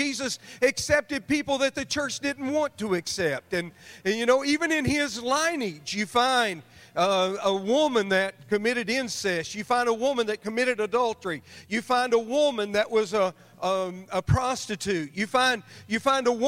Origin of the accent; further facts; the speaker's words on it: Amarillo, Texas, United States; I'm from Amarillo, Texas